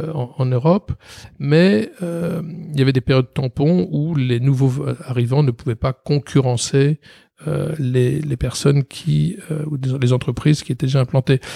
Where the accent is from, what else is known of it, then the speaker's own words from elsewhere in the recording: Paris, Île-de-France, France; je vais passer toute ma scolarité et mon enfance à Paris.